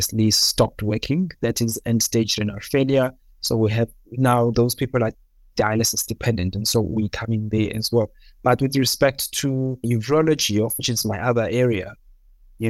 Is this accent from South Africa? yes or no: yes; Durban, KwaZulu-Natal, South Africa; moved away as an adult; also born or lived in Free State / Cape Town; now in Johannesburg, South Africa; I was born in Durban, KwaZulu-Natal, in the south of Durban. Yeah, I was born in a township